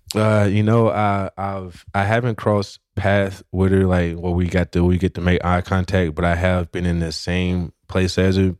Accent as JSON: {"language": "English", "region": "West Tennessee", "country": "United States", "tie": "born or raised there", "said": "originally I'm from Tennessee and, uh, not just from Tennessee, but I'm from a small town in West Tennessee"}